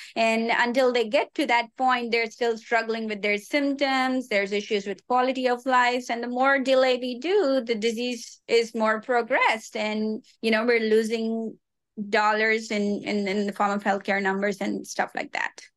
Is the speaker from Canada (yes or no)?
no; Hyderabad, Telangana, India; moved away as an adult; also born or lived in Mauritius; now in Long Beach, United States; worked at a cardiac hospital in my hometown Hyderabad